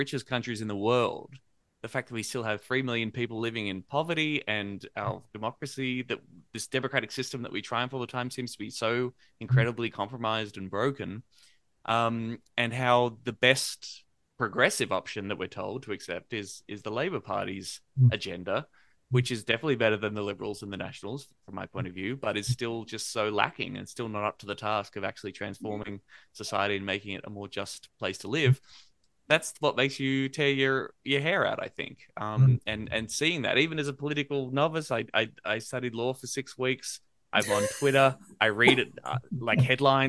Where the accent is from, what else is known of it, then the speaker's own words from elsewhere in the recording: Australia; being an Australian millennial